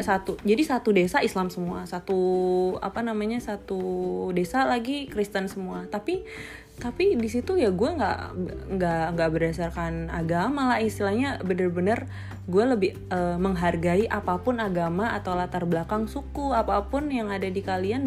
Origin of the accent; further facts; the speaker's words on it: Bontang, East Kalimantan, Indonesia; Kita lahir di Kalimantan Timur